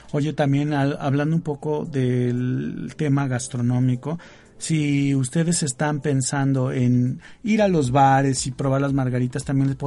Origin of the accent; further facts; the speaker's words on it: Chihuahua, Mexico; y bueno, pues siendo chihuahuense, pues tenía que estar la famosa X, como diría Chabelo, en este maravilloso lugar.